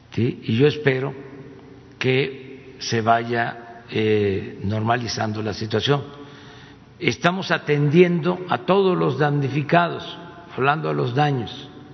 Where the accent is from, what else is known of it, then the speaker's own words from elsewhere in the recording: Tepetitán, Tabasco, Mexico; mi pueblo, a Tepetitán